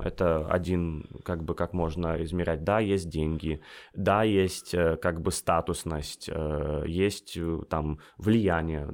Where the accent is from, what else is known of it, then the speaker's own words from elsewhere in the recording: United States; moved away as an adult; also born or lived in Russia; now in Dakar, Senegal; я родился в России, э, вырос в Штатах, и сейчас работаю в Африке, в Дакаре, это столица Сенегала.